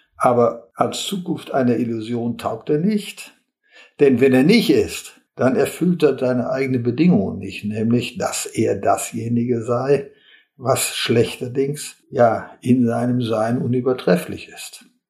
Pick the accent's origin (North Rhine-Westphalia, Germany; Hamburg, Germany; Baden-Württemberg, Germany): North Rhine-Westphalia, Germany; Olpe; moved away as an adult; also born or lived in Bochum; Bochum nah bei meinem Heimatort Olpe in Westfalen war, wo ich äh, herkomme.